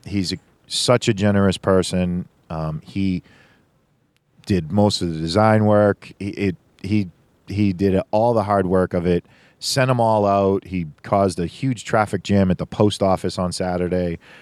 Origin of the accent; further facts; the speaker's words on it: Boston, Massachusetts, United States; I'm from Boston